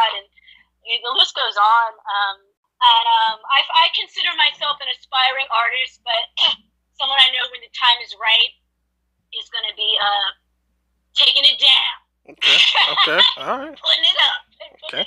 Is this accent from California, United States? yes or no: no; New York City, New York, United States; I grew up in Manhattan. I grew up in New York.